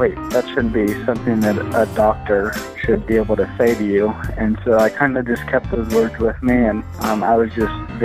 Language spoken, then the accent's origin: English; San Diego, California, United States; I was born and raised in San Diego, California